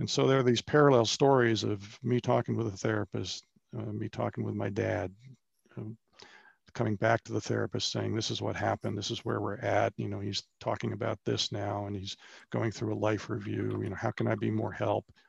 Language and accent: English; Bethesda, Maryland, United States; moved away as an adult; also born or lived in Wake Forest, North Carolina / Charlotte, North Carolina; I grew up in Bethesda, Maryland, outside of Washington, D C